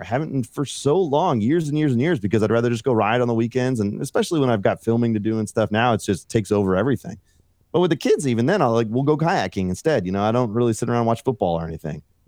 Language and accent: English; Fairfield, California, United States; moved away as an adult; also born or lived in Los Angeles; now in Colorado, United States; I grew up in California, okay, and outside of the Bay Area, s, uh, Fairfield